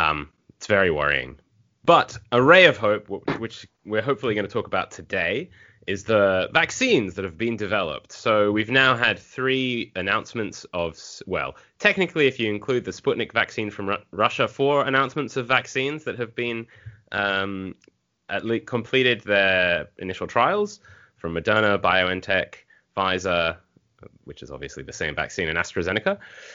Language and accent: English; United Kingdom; accent: British; now in Australia; My 15 years in Australia has dulled my British accent to almost nothing